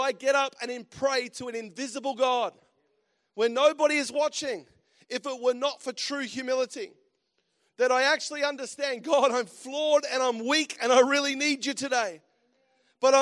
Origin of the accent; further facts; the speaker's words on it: Australia; moved away as an adult; also born or lived in United States; As Aussies, and I love being back home, and because I'm an Aussie, that's for sure, and just lived in America for, about a year and a half